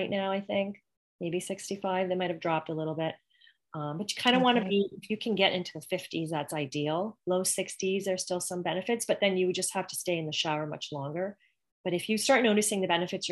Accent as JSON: {"language": "English", "country": "Canada", "moved": "yes", "lives_now": "Greenwood Lake, United States", "said": "I'm originally from Canada"}